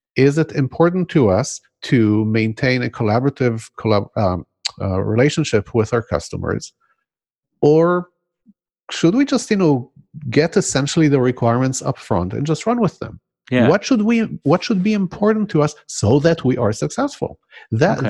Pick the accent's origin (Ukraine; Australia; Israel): Israel; born or raised there; first language Hebrew; English is a second language; moved away